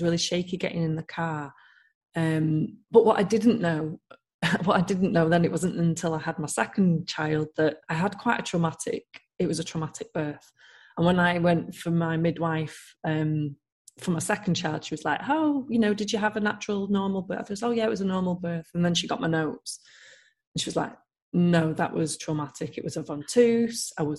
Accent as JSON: {"language": "English", "town": "Manchester", "region": "North West England", "country": "United Kingdom", "moved": "yes", "said": "I'm from Manchester originally"}